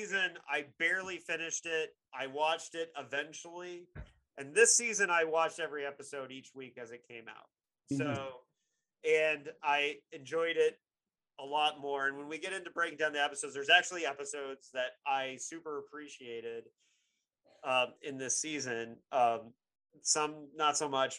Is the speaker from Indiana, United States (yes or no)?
yes; Bloomington, Indiana, United States; Bloomington, Indiana, which is my hometown